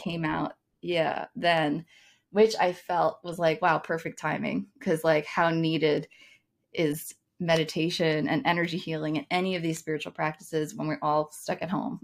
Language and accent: English; United States; as an American